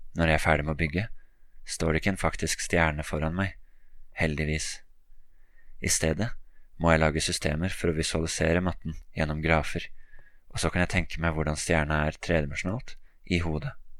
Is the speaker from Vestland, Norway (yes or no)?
no; Oslo, Norway; Oslo, hjembyen min